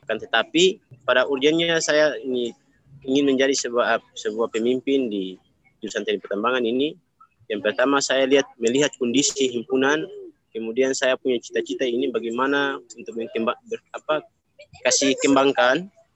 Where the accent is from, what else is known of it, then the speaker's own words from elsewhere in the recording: South Halmahera Regency, North Maluku, Indonesia; Saya asal dari Provinsi Maluku Utara, daerah Kabupaten Halmahera Selatan, kampung Desa Indari, Kecamatan Macan Barat